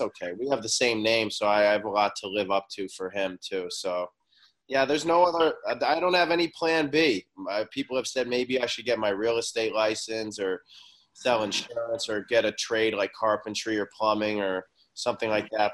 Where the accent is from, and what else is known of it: Boston, Massachusetts, United States; born or raised there; moved away as an adult; also born or lived in Oklahoma City, Oklahoma / Milan, Italy; now in Los Angeles, United States